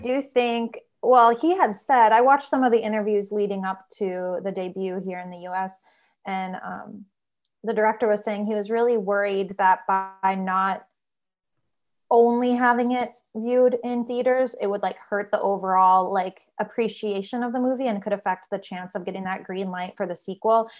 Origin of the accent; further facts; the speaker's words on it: Minnesota, United States; We're both from Minnesota